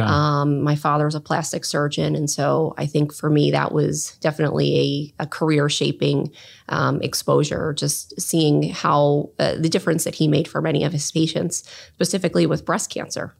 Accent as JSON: {"language": "English", "region": "southern New Jersey", "country": "United States", "tie": "born or raised there", "also_born_or_lived": "Hartford, Connecticut", "moved": "as an adult", "lives_now": "Columbus, United States", "said": "I grew up in southern New Jersey, um, right outside of Philadelphia"}